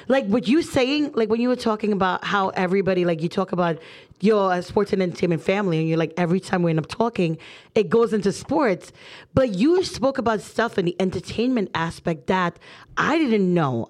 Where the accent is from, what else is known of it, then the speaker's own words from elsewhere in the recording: Trinidad & Tobago; I'm Trinidadian. I'm brown, as brown as they come.